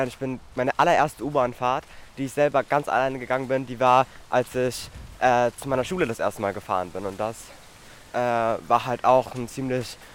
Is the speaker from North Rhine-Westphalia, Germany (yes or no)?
no; Berlin, Germany; also ich bin in der Großstadt aufgewachsen. Ähm, und ich hatte eigentlich eine sehr schöne Kindheit, weil vor allem auch in der Gropiusstadt